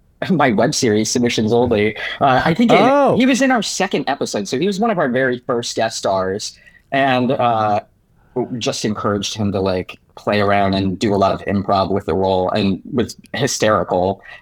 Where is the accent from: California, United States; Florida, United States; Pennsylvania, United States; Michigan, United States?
Michigan, United States; Detroit; Yeah, so we grew up in Detroit, Michigan.